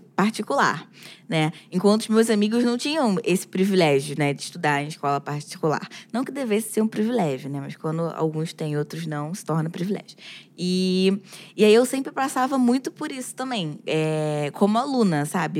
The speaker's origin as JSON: {"language": "Portuguese", "region": "Rio de Janeiro", "country": "Brazil", "tie": "born or raised there", "said": "Eu nasci na, na Cidade Alta, é uma favela da zona norte do Rio, em Cordovil"}